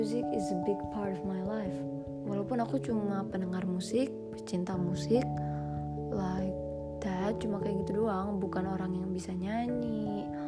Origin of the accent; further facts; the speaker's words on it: Indonesia; aku anak Cibubur